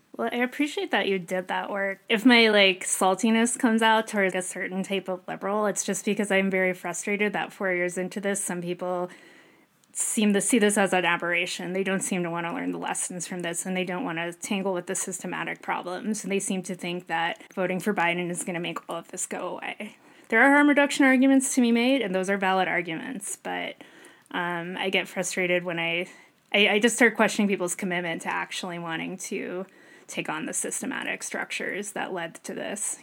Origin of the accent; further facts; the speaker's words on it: Northeast, United States; moved away; I'm from the Northeast.